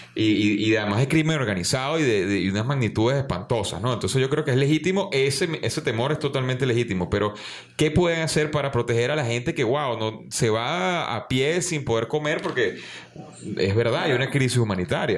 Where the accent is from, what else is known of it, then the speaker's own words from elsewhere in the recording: Venezuela; nuestro trabajo aquí como, como venezolanos